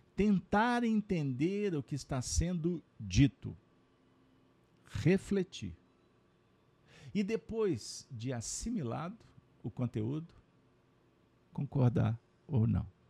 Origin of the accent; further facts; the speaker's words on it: Brazil; Como brasileiros